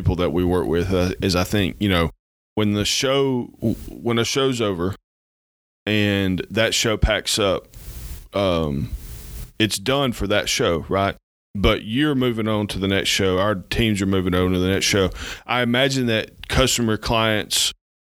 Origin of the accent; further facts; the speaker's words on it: Alabama, United States; accent: Alabama; now in Georgia, United States; we're both from Alabama